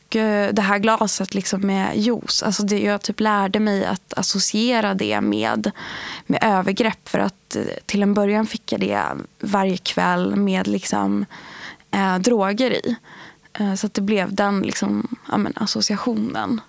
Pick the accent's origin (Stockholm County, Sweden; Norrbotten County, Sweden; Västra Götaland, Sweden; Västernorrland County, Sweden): Västernorrland County, Sweden; outside Sundsvall, Norrland; jag är uppvuxen utanför Sundsvall med föräldrar som har rötter i Iran och Irak.